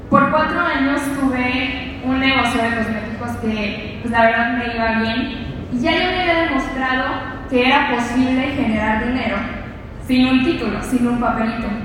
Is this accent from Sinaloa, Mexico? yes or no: yes; Sinaloa, Mexico; moved away; soy de Sinaloa y probablemente algunos de ustedes estarán preguntando, ¿qué hace ella aquí? ¿Cómo decidió salir de donde vivió?